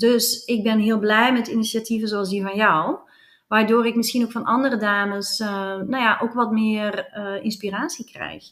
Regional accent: Flanders, Belgium; accent: Flemish; now in Netherlands; mijn accent verraadt dat ik uit België kom

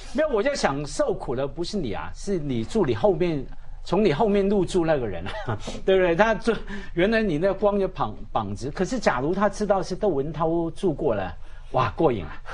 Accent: Hong Kong; 我在香港，每个人一代一代都这样提醒的

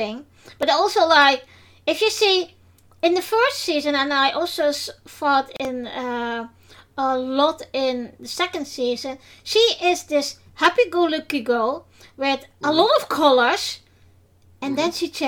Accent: Netherlands; first language Dutch; English is a second language; now in England; I am from the Netherlands

